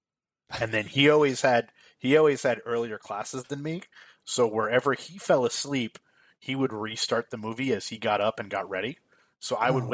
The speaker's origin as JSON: {"language": "English", "region": "New Jersey", "country": "United States", "moved": "yes", "said": "I'm from New Jersey originally"}